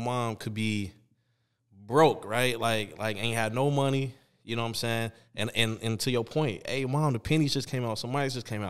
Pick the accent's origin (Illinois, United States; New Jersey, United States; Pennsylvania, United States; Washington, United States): Illinois, United States; Chicago; I mean, we're from Chicago.